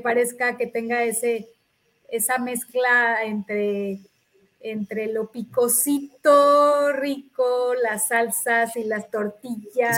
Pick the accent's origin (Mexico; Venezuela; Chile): Mexico; todos los mexicanos